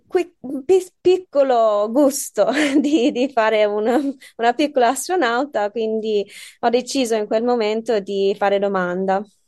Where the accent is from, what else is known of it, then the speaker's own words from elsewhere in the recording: Australia; Italian is a second language; moved away as an adult; also born or lived in United Kingdom; now in Bologna, Italy; sono australiana, sì, sono anche inglese, però sono cresciuta lì